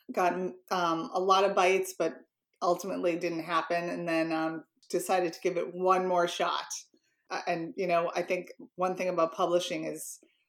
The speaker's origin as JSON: {"language": "English", "town": "Boston", "region": "Massachusetts", "country": "United States", "tie": "born or raised there", "said": "I'm born and raised in Boston. I still live here."}